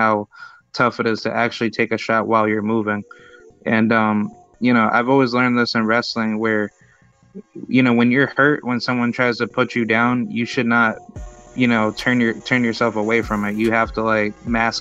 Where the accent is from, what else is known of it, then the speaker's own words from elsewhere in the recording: Albany, New York, United States; I'm from Albany